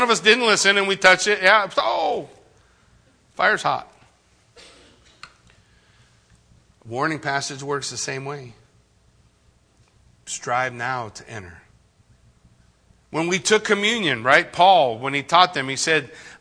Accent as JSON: {"language": "English", "country": "United States", "tie": "born or raised there", "said": "I grew up in the United States of America."}